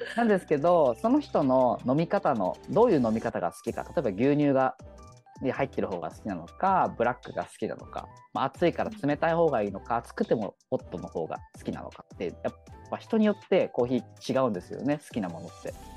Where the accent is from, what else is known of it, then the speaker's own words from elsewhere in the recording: Chigasaki, Kanagawa, Japan; moved away as an adult; also born or lived in Melbourne, Australia / Tokyo; 茅ヶ崎、僕がやっぱ住んでた、育った町で